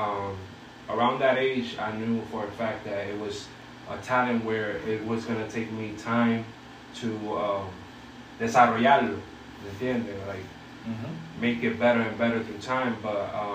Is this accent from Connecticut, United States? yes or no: yes; Bridgeport, Connecticut, United States; also born or lived in Ponce, Puerto Rico; I'm from Ponce, Puerto Rico. Raised in Bridgeport, Connecticut